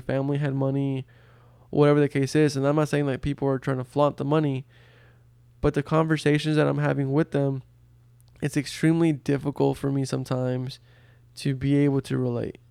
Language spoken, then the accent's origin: English; Brownsville, Texas, United States; first language Spanish; English is a second language; I grew up in a border town in Texas called Brownsville